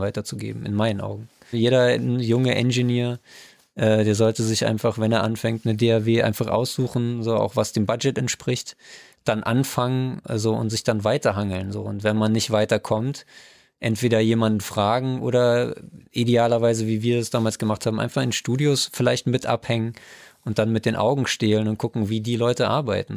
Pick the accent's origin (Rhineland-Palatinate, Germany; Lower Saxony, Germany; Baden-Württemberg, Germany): Rhineland-Palatinate, Germany; Trier; ich bin aus Trier